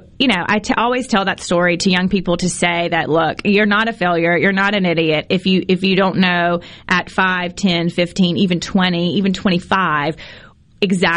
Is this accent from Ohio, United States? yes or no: no; Clinton, Mississippi, United States; moved away as an adult; I grew up in Clinton my whole life. Moved there when I was 4. Didn't leave until I graduated from Clinton High School in 1996